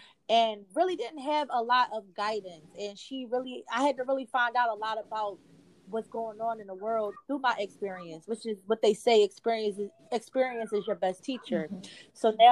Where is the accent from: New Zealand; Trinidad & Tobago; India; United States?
United States; Philadelphia, Pennsylvania; I am from West Philadelphia on the East Coast